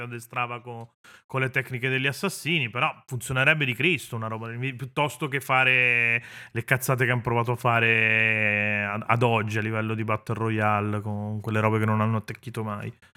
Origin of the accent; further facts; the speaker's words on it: Venice, Veneto, Italy; sono veneziano